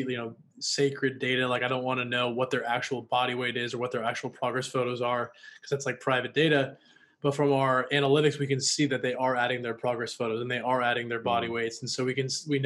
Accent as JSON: {"language": "English", "region": "Washington", "country": "United States", "also_born_or_lived": "Los Angeles, United States", "moved": "yes", "lives_now": "Austin, United States", "said": "I'm from Washington State"}